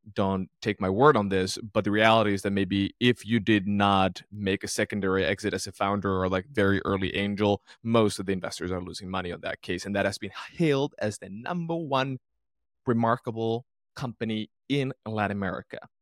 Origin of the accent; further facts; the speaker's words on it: Finland; moved away; I'm originally from Finland, Northern Europe